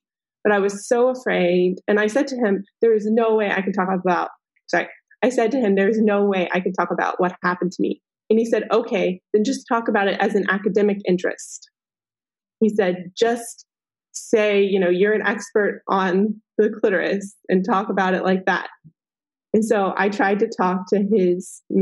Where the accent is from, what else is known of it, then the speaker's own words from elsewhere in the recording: Texas, United States; I was raised in Texas